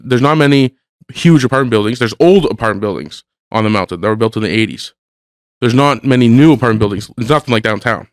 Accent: Hamilton, Ontario, Canada; I grew up in Hamilton

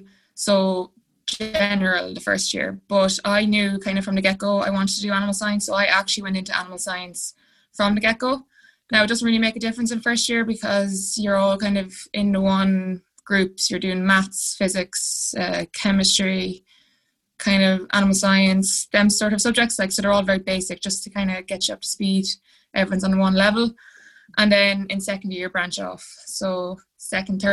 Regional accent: Westmeath, Leinster, Ireland; I'm from Westmead and I am currently doing a PhD

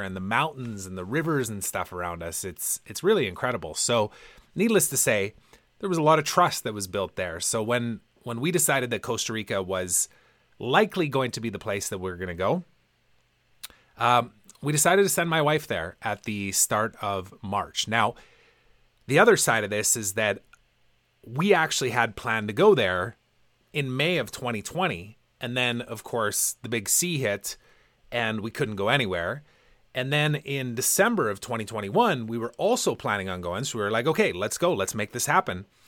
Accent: Canada; also born or lived in Vancouver; now in West Kelowna, Canada; I'm proud to be Canadian. I love being Canadian. My family's here

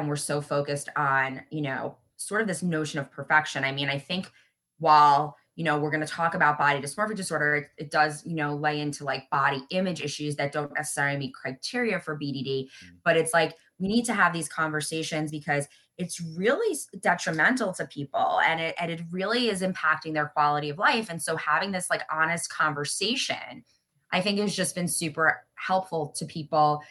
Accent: Long Island, New York, United States; we're both obviously from Long Island

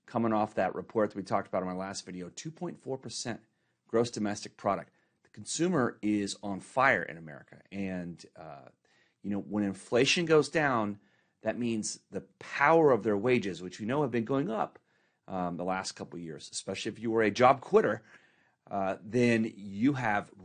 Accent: Dallas, Texas, United States; now in Corona, United States; growing up in Dallas

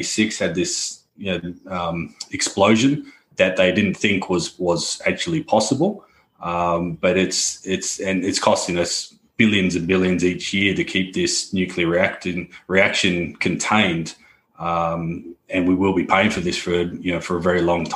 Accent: Australia; accent: Australian; moved away as an adult; now in London, United Kingdom; Australian by birth, but based here in London

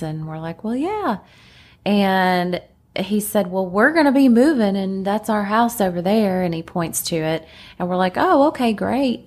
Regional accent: Lexington, Kentucky, United States; accent: countryness; also born or lived in Laurel County, Kentucky / Corbin, Kentucky; I call myself a native. A lot of people hear the countryness in my accent. Um, my parents were in Laurel County, which is like London and Corbin. Um, and that's where I was until four years old when they moved to Lexington

